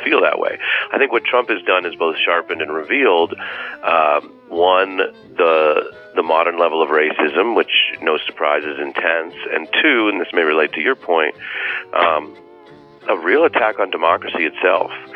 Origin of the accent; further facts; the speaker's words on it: Seattle, Washington, United States; I grew up in Seattle